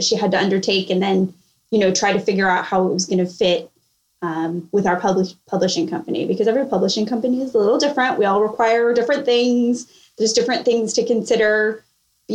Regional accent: California, United States; moved away as an adult; now in Charleston, United States; I'm originally from California. I live in Charleston now for work

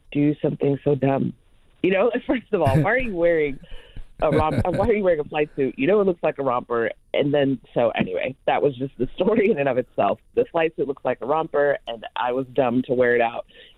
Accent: Long Beach, California, United States; moved away as an adult; now in Indiana, United States; I was born in Long Beach and then grew up in California

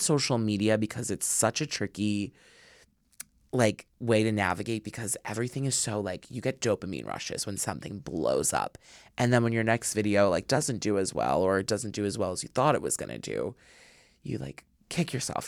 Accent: suburbs outside of Philadelphia, Pennsylvania, United States; was born and raised, like, right in the suburbs, like, outside of Philly

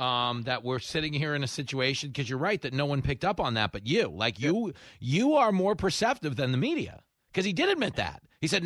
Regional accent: New York, United States; As a New Yorker, there's no space.

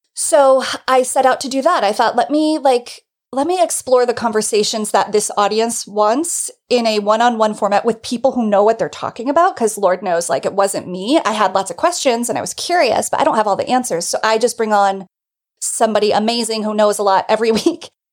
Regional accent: New Jersey, United States; moved away as an adult; now in New York, United States; I'm just a Northeast person. It's where I'm from. I'm from New Jersey. I've lived in New York my whole adult life

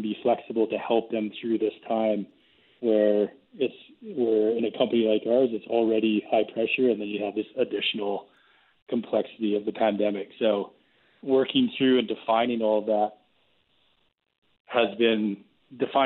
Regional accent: Springbank, Alberta, Canada; We grew up in Springbank, and the only thing that we had to keep us socially connected was school and sports

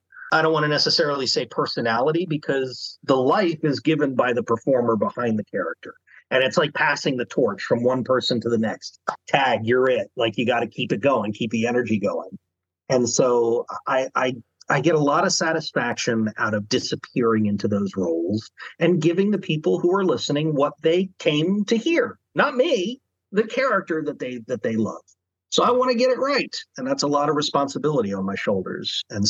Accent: Chesapeake Bay area, United States; I'm from the Chesapeake, so, you know.

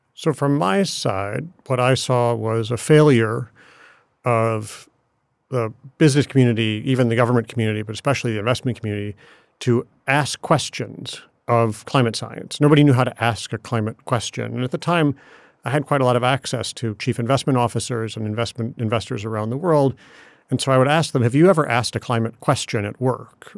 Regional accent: Ann Arbor, Michigan, United States; moved away; I grew up in Ann Arbor, Michigan

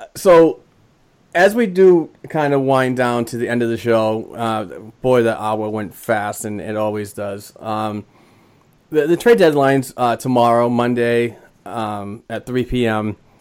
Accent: Boston, Massachusetts, United States; born or raised there

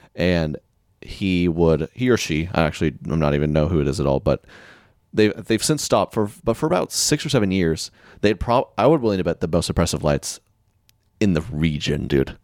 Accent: Oklahoma, United States; I'm from Oklahoma

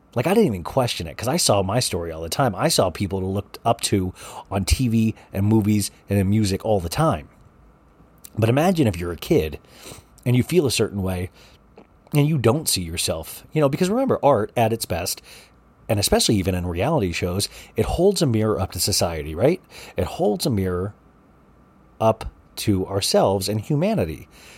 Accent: Olathe, Kansas, United States; now in Paradise Valley, United States; I was from Olathe, Kansas, and then we moved to Paradise Valley, Arizona, and I didn't know what gay was, you know.

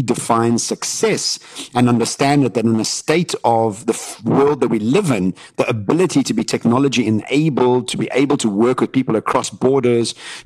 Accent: Johannesburg, Gauteng, South Africa; us all growing up in Johannesburg

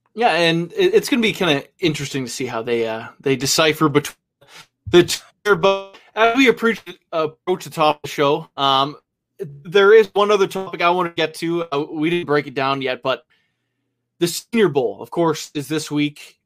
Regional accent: Canada; I'm Canadian

